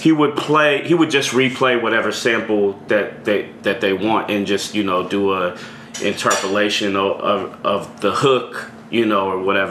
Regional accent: Richmond, California, United States; also born or lived in Orinda, California; I grew up in the East Bay my whole life

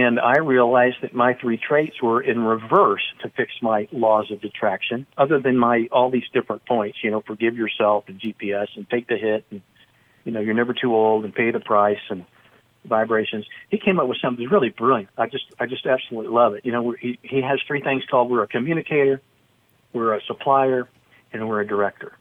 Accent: Dallas-Fort Worth area, Texas, United States; I'm from the Dallas-Fort Worth area

